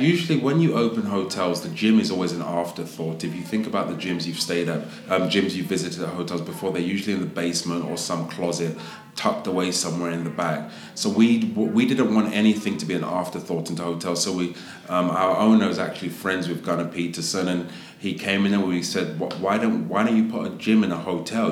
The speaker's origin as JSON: {"language": "English", "region": "London", "country": "United Kingdom", "also_born_or_lived": "Las Vegas / New York / Miami / Los Angeles", "moved": "as an adult", "lives_now": "United States", "said": "I'm from Southeast um, London. Um, proud to be a Londoner, but I've been in America now for about 15 years"}